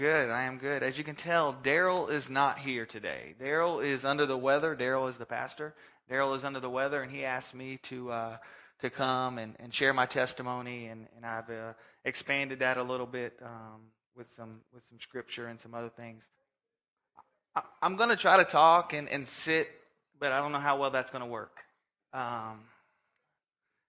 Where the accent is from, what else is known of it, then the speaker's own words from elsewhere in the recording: Orlando, Florida, United States; originally from Orlando, Florida, born and raised there